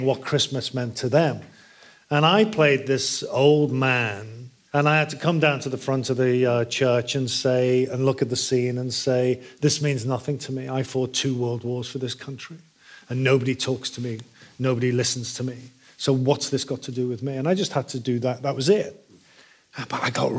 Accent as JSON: {"language": "English", "town": "Liverpool", "region": "North West England", "country": "United Kingdom", "tie": "born or raised there", "said": "I grew up in Liverpool"}